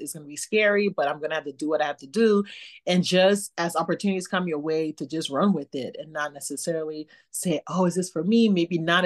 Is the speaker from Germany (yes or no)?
no; Liberia; born or raised there; moved away